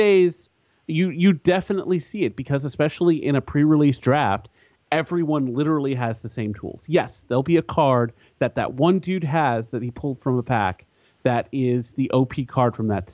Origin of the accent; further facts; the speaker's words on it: San Antonio, Texas, United States; moved away; I'm from San Antonio, so I'm going to get to see my family when I'm down there